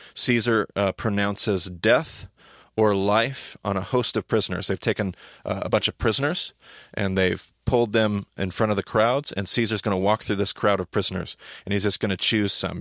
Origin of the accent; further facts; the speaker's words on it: United States; us as American Christians